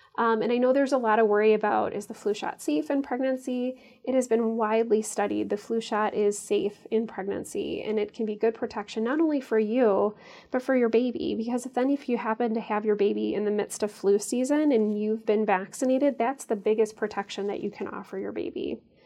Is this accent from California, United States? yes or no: no; St. Charles, Illinois, United States; moved away as an adult; also born or lived in St. Louis, Missouri / Chicago, Illinois / Ann Arbor, Michigan; now in Madison, United States; I grew up in a far western suburb of Chicago called Saint Charles